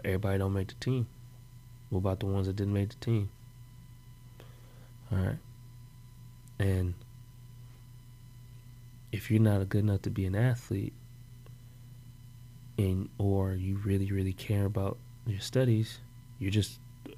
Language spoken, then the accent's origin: English; Oakland, California, United States; my hometown, like Oakland